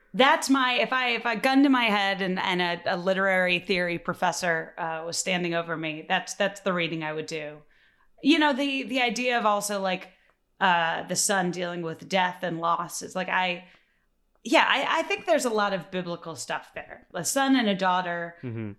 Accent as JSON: {"language": "English", "town": "Chicago", "region": "Illinois", "country": "United States", "said": "I'm from Chicago"}